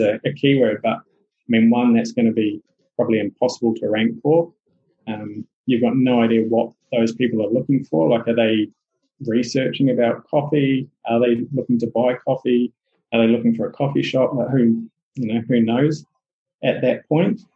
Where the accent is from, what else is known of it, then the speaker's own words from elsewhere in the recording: New Zealand; accent: Kiwi; my Kiwi accent